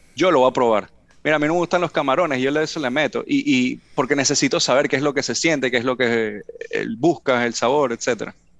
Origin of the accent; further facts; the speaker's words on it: Venezuela; now in California, United States; le digo venezolano